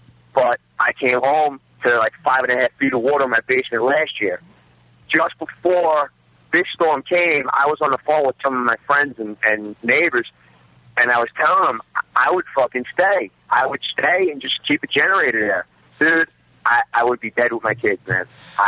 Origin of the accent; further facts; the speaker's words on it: Staten Island, New York, United States; Staten Island, and I'm from, obviously, Staten Island